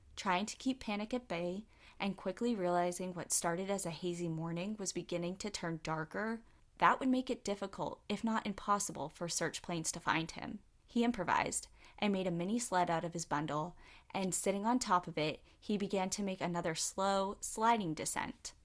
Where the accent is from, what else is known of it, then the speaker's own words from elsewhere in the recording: Connecticut, United States; now in New Hampshire, United States; I'm from Connecticut, or I was born